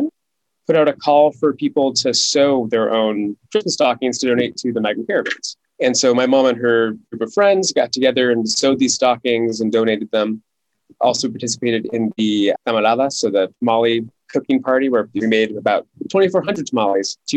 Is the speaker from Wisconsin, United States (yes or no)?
no; San Jose, California, United States; moved away as an adult; also born or lived in San Diego / Tijuana; now in Atlanta, United States; I'm born and raised in California, grew up in San Jose